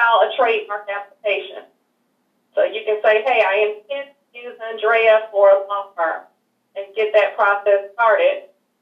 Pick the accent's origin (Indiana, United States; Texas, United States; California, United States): Texas, United States; Houston; I'm originally from Houston, Texas. And ironically, I actually grew up not far from your radio station